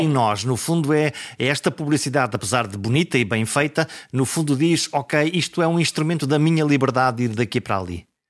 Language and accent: Portuguese; the coast between Caminha and Porto, Norte, Portugal; a zona da minha, da, da, da minha terra, que é a zona eh, entre, entre Caminha e o Porto, toda aquela zona da costa